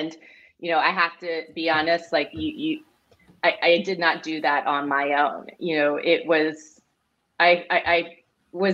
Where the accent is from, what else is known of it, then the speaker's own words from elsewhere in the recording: Silicon Valley, Bay Area, California, United States; I grew up in the Silicon Valley here in the Bay Area